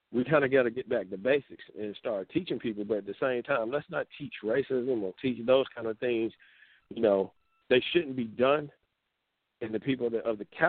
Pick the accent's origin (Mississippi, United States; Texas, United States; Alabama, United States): Mississippi, United States; I grew up in Mississippi.